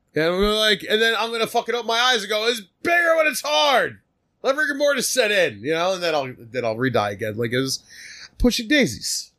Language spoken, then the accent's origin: English; Philadelphia, Pennsylvania, United States; we're from Philly